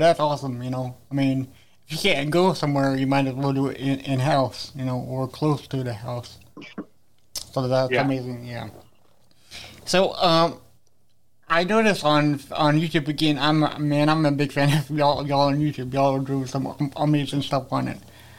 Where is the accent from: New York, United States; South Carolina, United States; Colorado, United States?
South Carolina, United States; Columbia; I'm from Columbia.